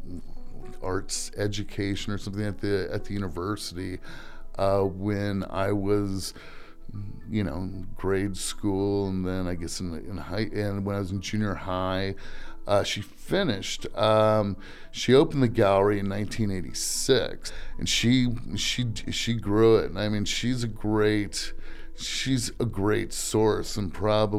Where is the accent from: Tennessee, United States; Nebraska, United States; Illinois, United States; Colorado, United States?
Nebraska, United States; Lincoln; also born or lived in New York; I was born in New York, but really I grew up in Lincoln, Nebraska